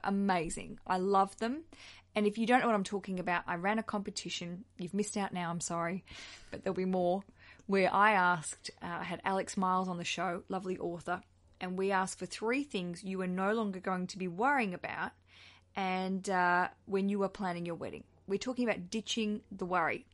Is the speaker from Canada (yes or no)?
no; Australia; accent: Aussie; another Aussie accent